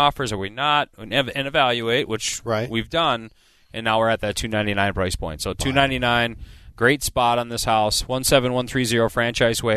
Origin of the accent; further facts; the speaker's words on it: Eagan, Minnesota, United States; the house that we grew up in Egan